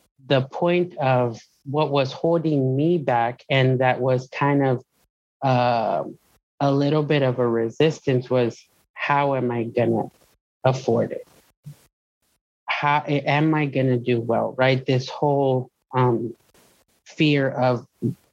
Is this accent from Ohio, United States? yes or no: no; Presidio, Texas, United States; moved away as an adult; also born or lived in Lubbock, Texas / Fort Worth, Texas; my hometown, right? Presidio, mi ranchito, as I call it